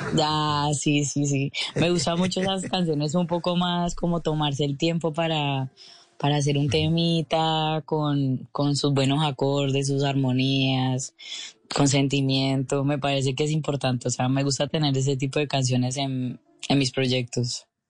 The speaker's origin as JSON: {"language": "Spanish", "town": "Cali", "region": "Valle del Cauca", "country": "Colombia", "tie": "born or raised there", "also_born_or_lived": "Brussels, Belgium", "accent": "caleño", "moved": "as an adult", "lives_now": "Paris, France", "said": "yo crecí en Cali toda la vida"}